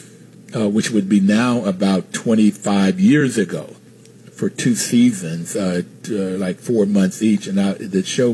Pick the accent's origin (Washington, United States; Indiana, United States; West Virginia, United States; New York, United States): West Virginia, United States; Bluefield; moved away; I'm originally from Bluefield, West Virginia